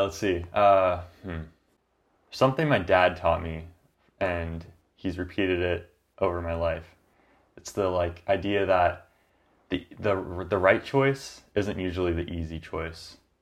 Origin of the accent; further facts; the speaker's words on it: Grants Pass, Oregon, United States; also born or lived in Corvallis; I came back from Corvallis to Grants Pass, my hometown